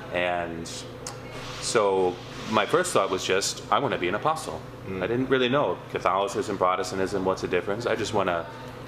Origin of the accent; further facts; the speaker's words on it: Pennsylvania, United States; also born or lived in Mexico; I'm from Pennsylvania